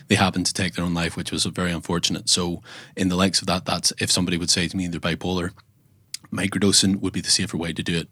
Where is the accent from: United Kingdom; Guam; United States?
United Kingdom; Northern Ireland; I am from Northern Ireland